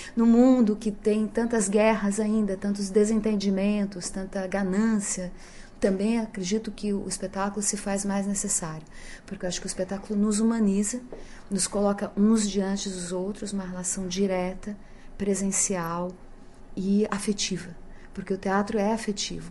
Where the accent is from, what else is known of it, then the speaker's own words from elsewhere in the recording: Brazil; sendo brasileira como todos eles